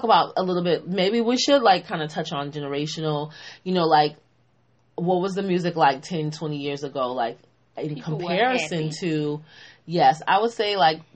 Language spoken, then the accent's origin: English; Boston, Massachusetts, United States; I am from Boston